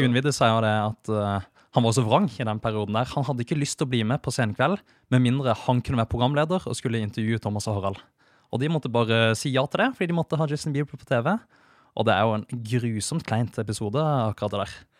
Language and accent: Norwegian; Kristiansand, Agder, Norway; moved away as an adult; also born or lived in Trondheim; enda før der så vokste jeg opp i Kristiansand